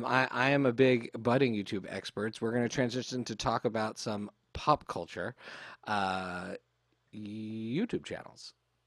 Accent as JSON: {"language": "English", "country": "Canada", "tie": "born or raised there", "said": "We grew up in Canada."}